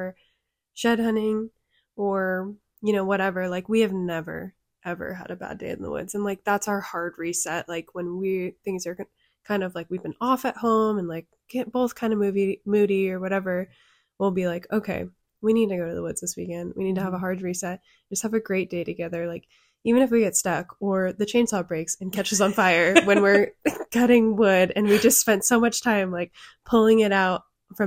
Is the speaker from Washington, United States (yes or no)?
yes; Western Washington, United States; when I grew up in Western Washington in a huge area